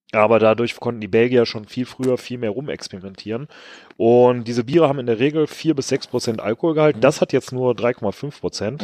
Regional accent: Rhineland, Germany; als Rheinländer

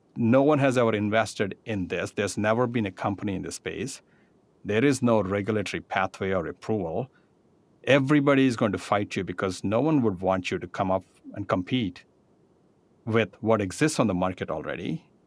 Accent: India; moved away; I grew up in India

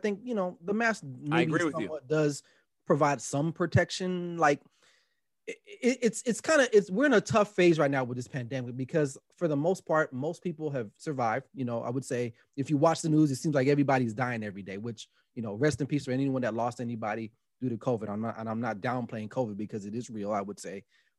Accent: Los Angeles, California, United States; And I'm not even from the New York area. I mean, I grew up in L.A. with West Coast rap, you know, …

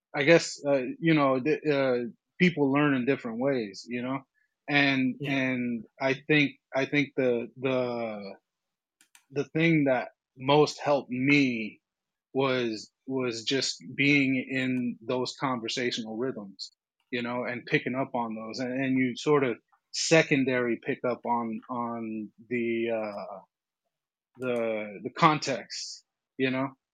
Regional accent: Mexico; now in United States; I grew up in Mexico and then was moved to America and I just, I just learned both languages naturally

